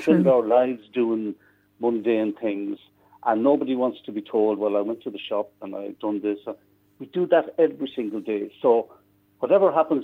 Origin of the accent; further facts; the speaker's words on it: Midlands, Ireland; I'm from the Midlands, so I know it very well